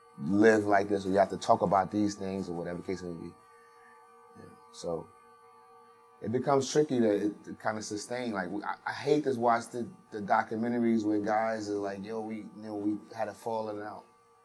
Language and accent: English; Brooklyn, New York, United States; Growing up in these certain parts, you know, like because I'm from Brownsville, of course I'm, you know, partial to Brownsville